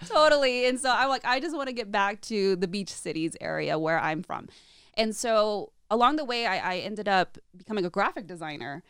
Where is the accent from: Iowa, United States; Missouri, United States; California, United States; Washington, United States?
California, United States; Orange County; also born or lived in Chicago, Illinois; I grew up in California and Southern California